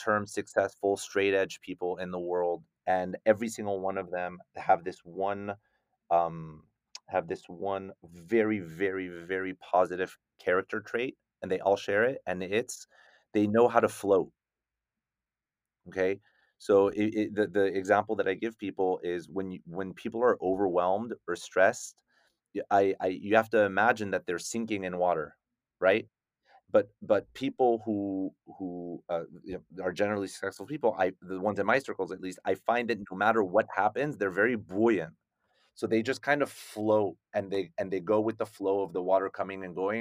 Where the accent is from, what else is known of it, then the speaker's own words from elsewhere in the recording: United States; also born or lived in Paris, France; I'm this like French Moroccan mutt, right? Growing up in America